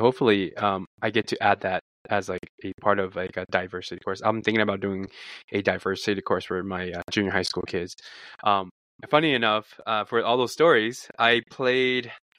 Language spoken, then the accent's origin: English; United States; now in Japan; I think the lie was that I am not American.